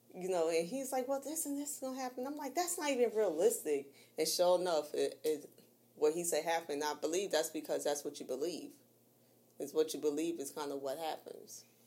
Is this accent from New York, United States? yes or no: yes; New York, United States; I'm from New York